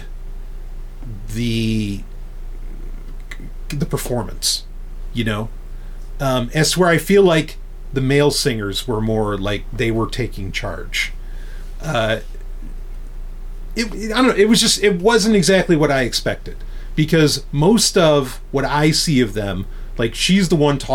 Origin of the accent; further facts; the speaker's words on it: New York, United States; as someone born and raised in New York